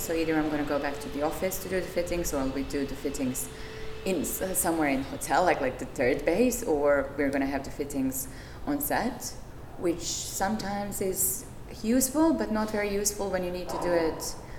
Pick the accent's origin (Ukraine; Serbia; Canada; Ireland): Serbia; moved away as an adult; also born or lived in Czech Republic / Belgium; now in United Kingdom; I'm from Serbia, and I used to live in Czech Republic, in Belgium, and in the UK.